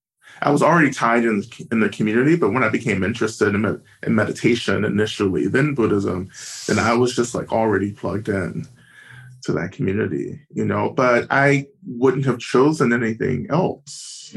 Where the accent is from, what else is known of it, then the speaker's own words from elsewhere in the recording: Georgia, United States; North Georgia.